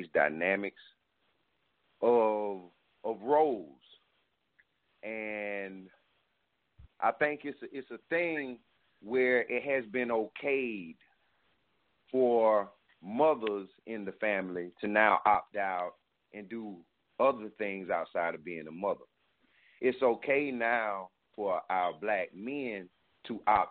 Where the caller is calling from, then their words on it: South Carolina, United States; I'm calling from South Carolina